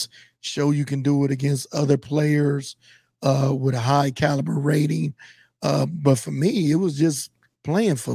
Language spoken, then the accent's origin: English; Compton, California, United States; now in Nebraska, United States; I'm from Compton, of course.